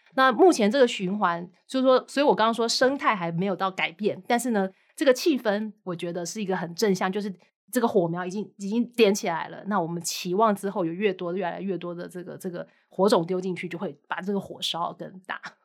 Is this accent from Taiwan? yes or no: yes; Taiwan; 当然这跟我们台湾人的一些特性有一点关系，我不会，我不会太容易去跳槽